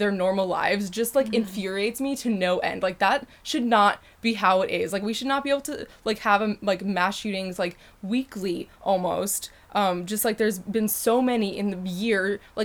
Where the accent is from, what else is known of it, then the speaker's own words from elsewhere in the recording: Connecticut, United States; also born or lived in England; We're from Connecticut.